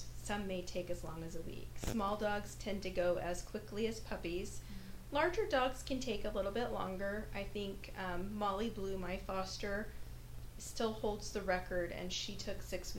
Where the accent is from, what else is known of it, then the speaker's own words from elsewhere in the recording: Idaho, United States; That said, I grew up in Idaho, which is also in the Pacific Northwest, and it's very different up there for dogs.